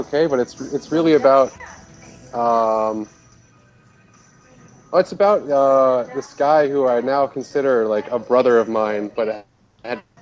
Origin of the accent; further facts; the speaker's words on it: Colorado, United States; moved away as an adult; I come from Colorado in the United States